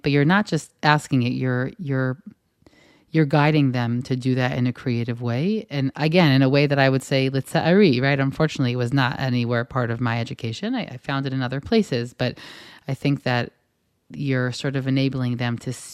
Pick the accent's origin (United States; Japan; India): United States; now in Israel; when I received education growing up in the States